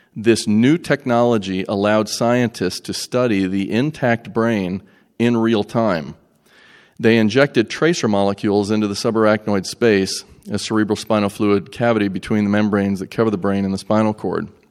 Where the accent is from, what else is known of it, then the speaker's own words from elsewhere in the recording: Greeneville, Tennessee, United States; I'm from Greenville, Tennessee